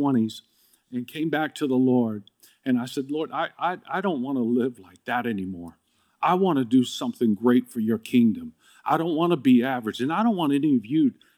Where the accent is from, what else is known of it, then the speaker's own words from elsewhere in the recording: Dallas, Texas, United States; now in California, United States; Because I came to California from Dallas when we moved out here.